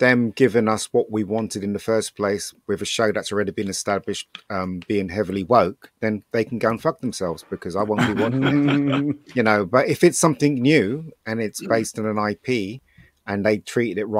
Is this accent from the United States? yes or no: no; United Kingdom; we're British